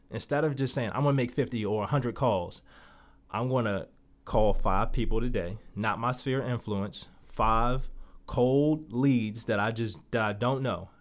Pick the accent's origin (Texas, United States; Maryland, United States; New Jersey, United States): Maryland, United States; Baltimore; moved away as an adult; now in Las Vegas, United States; Growing up in Baltimore, one of the toughest cities that I believe that you can grow up